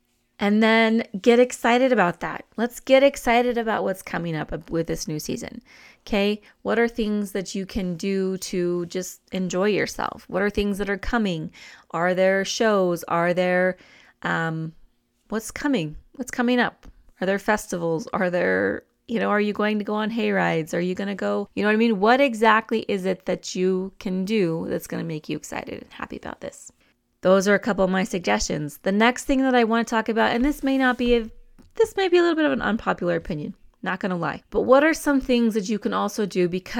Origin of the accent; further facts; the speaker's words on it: New Mexico, United States; I'm more of a roasted chili person because I'm from New Mexico.